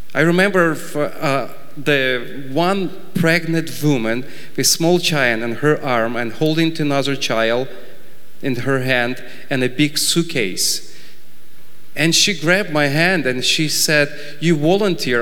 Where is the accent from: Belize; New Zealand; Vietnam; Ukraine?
Ukraine; I was born in Ukraine and grew up in Ukraine